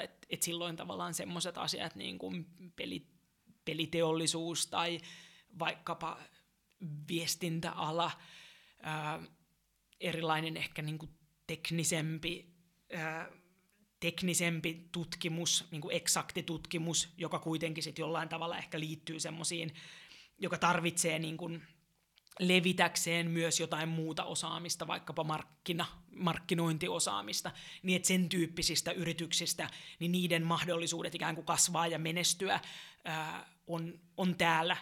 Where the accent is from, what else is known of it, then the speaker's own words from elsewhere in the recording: Helsinki, Uusimaa, Finland; olen kotosin täältä, tämä on mulle rakas kaupunki